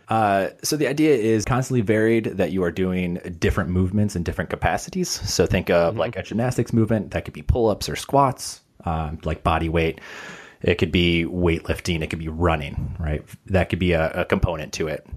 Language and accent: English; Chicago, Illinois, United States; moved away as an adult; now in Los Angeles, United States; so I'm originally from Chicago, transplant over